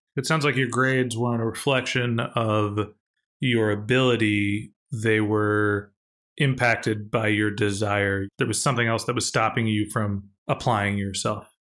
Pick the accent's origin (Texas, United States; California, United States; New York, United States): California, United States; suburb south of San Francisco; someone who grew up in my hometown